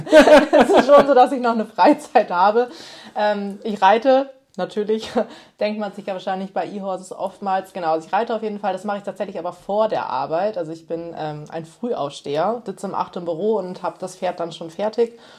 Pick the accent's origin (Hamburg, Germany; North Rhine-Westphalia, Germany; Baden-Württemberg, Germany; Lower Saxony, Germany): Lower Saxony, Germany; Osnabrück; also born or lived in Berlin / Thailand; hier so in Osnabrück, wo ich ja auch, also einfach meine Heimat ist.